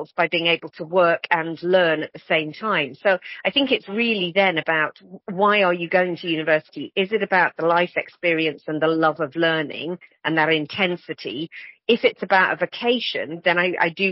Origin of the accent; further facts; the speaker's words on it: the Northeast, North East England, United Kingdom; I grew up in the Northeast.